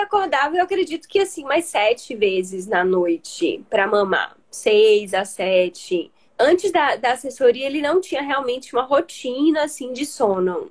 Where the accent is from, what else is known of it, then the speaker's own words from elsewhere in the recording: Salvador, Bahia, Brazil; Moro, sou aqui de Salvador, conterrânea, né? De doutora Lari